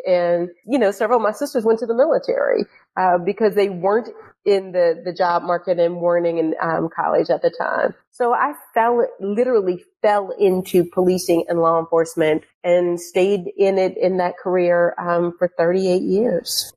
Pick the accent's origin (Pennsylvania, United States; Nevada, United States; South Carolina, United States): Pennsylvania, United States; Pittsburgh; moved away; So I grew up in Pittsburgh. Um, I grew up in this neighborhood called Homewood.